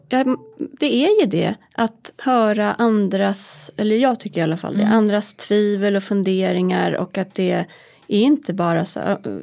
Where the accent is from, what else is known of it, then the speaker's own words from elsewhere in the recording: Hälsingland, Gävleborg County, Sweden; also born or lived in Roslagen; now in Stockholm, Sweden; jag är uppvuxen i Hälsingland